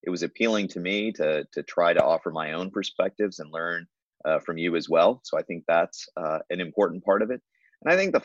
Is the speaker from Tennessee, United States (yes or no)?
yes; Nashville, Tennessee, United States; moved away as an adult; also born or lived in Memphis, Tennessee / Texas; now in Iowa, United States; I was born in Memphis, but when I was still in elementary school, we moved to Nashville as my dad got a new job there. And I grew up in Nashville.